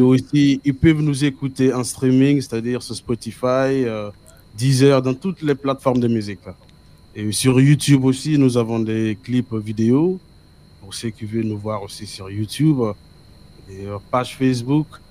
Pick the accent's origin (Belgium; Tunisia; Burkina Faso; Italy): Burkina Faso; French is a second language; je viens d'Afrique, de Burkina Faso